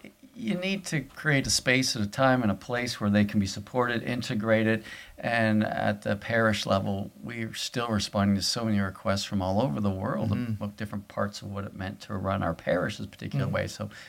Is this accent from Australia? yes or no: yes; Australia; I'm from Australia. Yeah, I love beer.